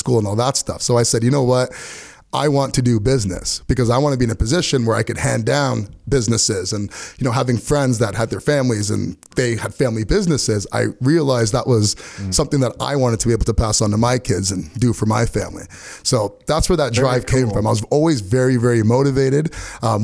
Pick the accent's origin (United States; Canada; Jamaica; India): Canada; Oakville, Ontario; I grew up in Oakville